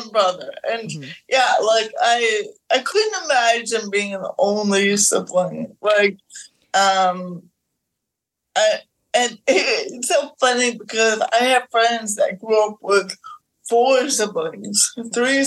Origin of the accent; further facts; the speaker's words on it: Middlebury, Vermont, United States; I grew up in Middlebury, Vermont, a college town